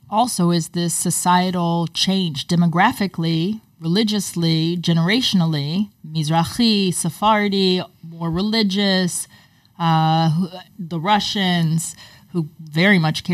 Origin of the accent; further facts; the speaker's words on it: United States; I can speak as an American